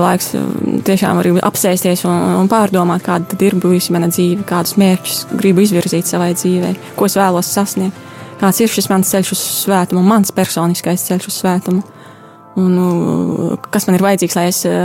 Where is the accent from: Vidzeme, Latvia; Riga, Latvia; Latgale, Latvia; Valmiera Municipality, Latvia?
Latgale, Latvia; Nīcgale, Daugavpils Municipality; moved away as an adult; also born or lived in Italy; now in Cameroon; Es esmu no Daugavpils novada no Nīcgalas straucas.